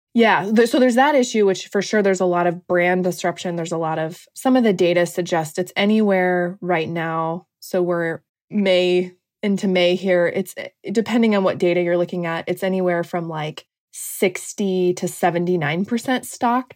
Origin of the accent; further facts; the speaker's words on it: Washington, United States; now in Washington, D.C., United States; I'm from Washington State originally